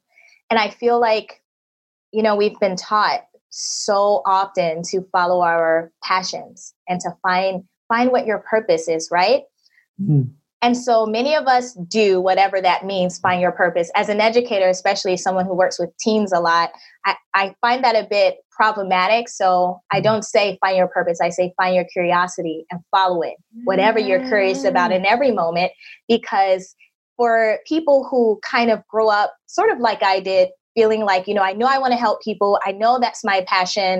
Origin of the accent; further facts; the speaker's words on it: United States; moved away as an adult; my home country in the US